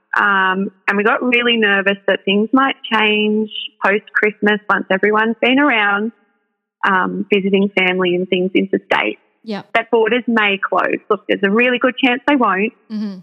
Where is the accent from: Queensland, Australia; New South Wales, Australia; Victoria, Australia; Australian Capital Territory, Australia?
New South Wales, Australia; New South Wales Central Coast, Australia; moved away; we're originally from the New South Wales Central Coast. So I spent my whole life there.